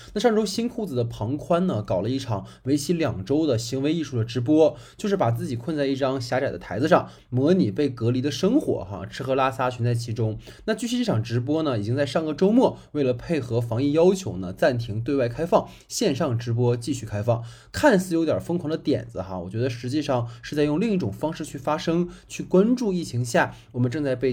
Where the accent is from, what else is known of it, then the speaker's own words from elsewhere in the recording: Dalian, Liaoning, China; moved away; 因为我老家大连的嘛